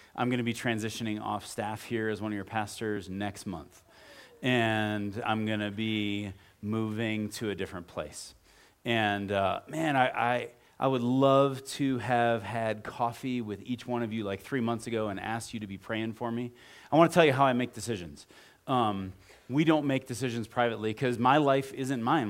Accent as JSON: {"language": "English", "region": "Midwest", "country": "United States", "tie": "born or raised there", "moved": "yes", "said": "I grew up in the Midwest, and so we're gonna move into Cleveland, Ohio"}